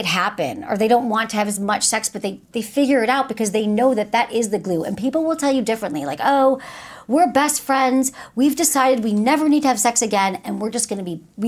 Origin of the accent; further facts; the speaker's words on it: Michigan, United States; I'm from Michigan